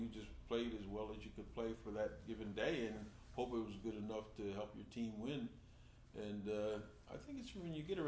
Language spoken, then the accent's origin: English; Trenton, New Jersey, United States; I grew up in Trenton, New Jersey